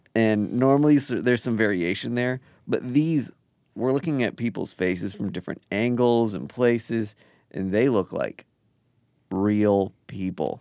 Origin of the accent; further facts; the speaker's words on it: Kansas City, United States; Kansas City, my hometown